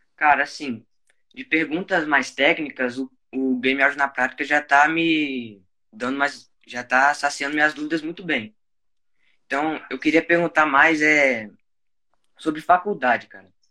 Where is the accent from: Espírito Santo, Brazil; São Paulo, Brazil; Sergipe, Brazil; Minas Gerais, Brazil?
Espírito Santo, Brazil; Sou do Espírito Santo